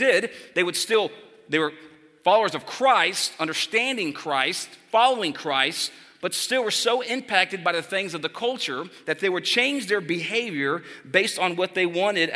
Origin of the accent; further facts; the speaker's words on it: Texas, United States; I'm from Texas